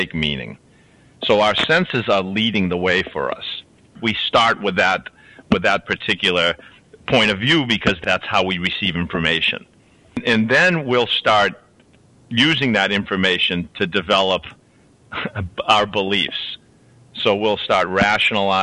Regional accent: Boston, Massachusetts, United States; also born or lived in Louisiana; I was raised in Boston as a Catholic

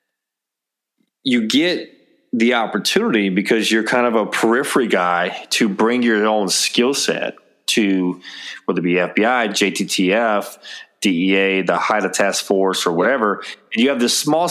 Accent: San Diego, California, United States; I'm from San Diego

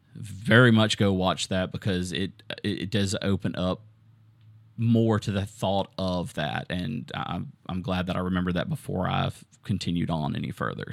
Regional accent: Southern, United States; accent: Southern; my Southern accent

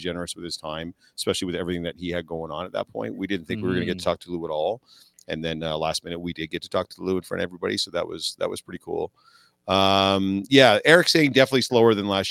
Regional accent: London, Ontario, Canada; my hometown where I was raised

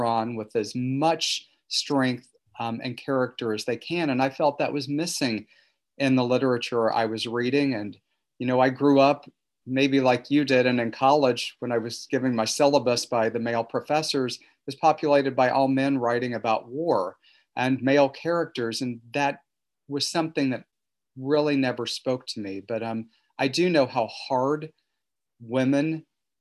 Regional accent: Missouri Ozarks, United States; I grew up in the Missouri Ozarks in the 70s and 80s

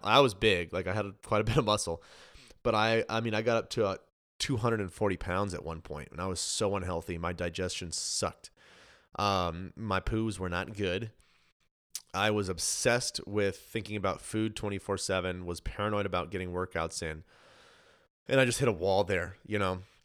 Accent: Colorado, United States; moved away as an adult; now in Texas, United States; so originally I'm from Colorado. My wife and I just moved to Texas.

